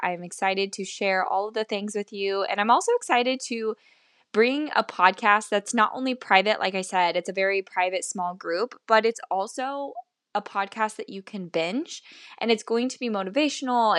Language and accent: English; Midwest, United States; also born or lived in Kansas City, Missouri; I currently live in Missouri, Kansas City, Missouri, and I was born and raised in the Midwest in the United States.